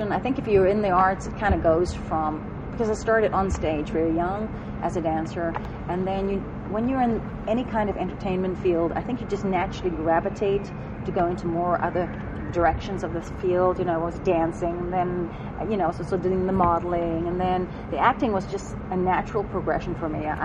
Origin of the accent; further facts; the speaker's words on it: South Africa; now in United States; when I came from South Africa, I when I came to the States, I had a very strong dance background, and. Um, also had extremely heavy accent